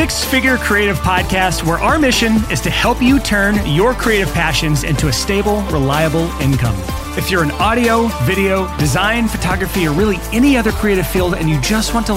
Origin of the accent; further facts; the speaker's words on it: Alabama, United States; growing up in Alabama